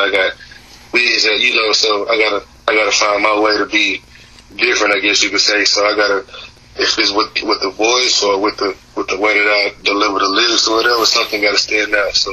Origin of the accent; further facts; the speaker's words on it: Waco, Texas, United States; I Texas? Waco to be exact.